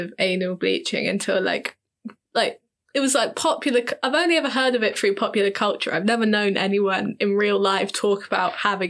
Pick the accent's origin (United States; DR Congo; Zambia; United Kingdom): United Kingdom; Cornwall, South West England; where I grew up in Cornwall